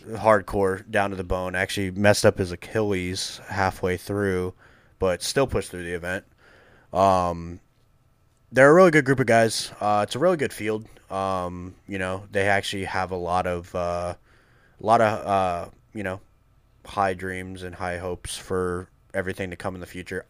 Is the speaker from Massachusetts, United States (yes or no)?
yes; Massachusetts, United States; moved away; born and raised in Massachusetts